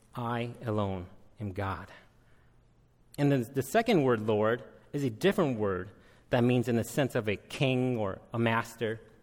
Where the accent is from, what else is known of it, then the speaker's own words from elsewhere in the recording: United States; also born or lived in Minneapolis, Minnesota; I am Hmong American